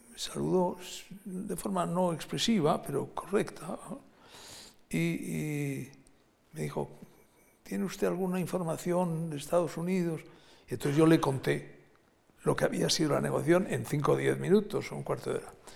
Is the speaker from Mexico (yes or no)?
no; Basque Country, Spain; also born or lived in Madrid; yo como vasco pues tenía una relación con el Partido Nacionalista Vasco